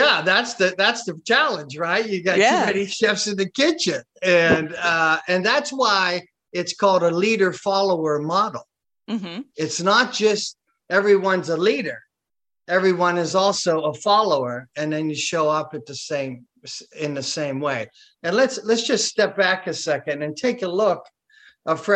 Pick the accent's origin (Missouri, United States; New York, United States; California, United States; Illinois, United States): Illinois, United States; Chicago; I'm from Chicago